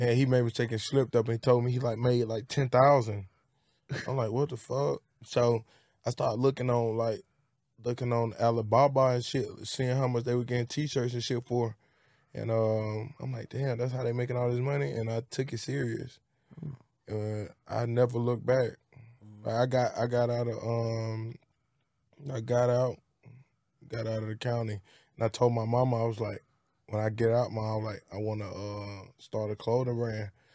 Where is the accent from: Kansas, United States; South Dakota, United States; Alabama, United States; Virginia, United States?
Alabama, United States; Birmingham; also born or lived in Bessemer, Alabama; I'm from Birmingham, Alabama, and, uh, it's Pratt City. I'm from Pratt City and Bessemer.